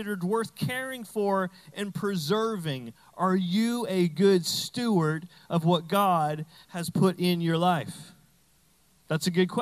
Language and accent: English; New Brunswick, Canada; I'm from Canada, but we have all American stuff, so I'm like, I'm from Texas now.